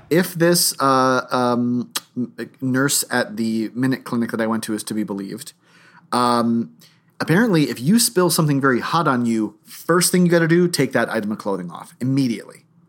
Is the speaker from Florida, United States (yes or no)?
yes; Palm Beach, Florida, United States; growing up in Palm Beach